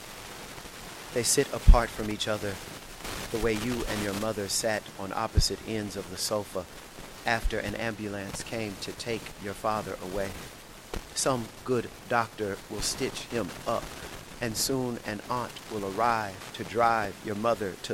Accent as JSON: {"language": "English", "town": "Shreveport", "region": "Louisiana", "country": "United States", "tie": "born or raised there", "also_born_or_lived": "New Orleans, Louisiana / Houston, Texas / San Diego, California", "moved": "as an adult", "said": "I'm originally from Shreveport, Louisiana, and I grew up there till I would say 18"}